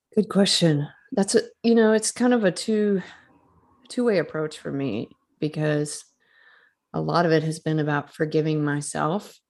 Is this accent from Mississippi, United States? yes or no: yes; Starkville, Mississippi, United States; I was a graduate student at Mississippi State University, which is in my hometown.